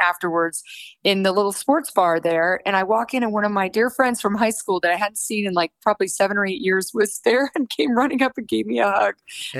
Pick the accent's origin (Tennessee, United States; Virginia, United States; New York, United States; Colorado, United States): Colorado, United States; Monument; My folks moved us to Monument, Colorado when I was 12 years old, which back then in 1978, it was about 3,000 people. So I went to Lewis Palmer High School. We had 90 kids in our graduating class, but I loved it.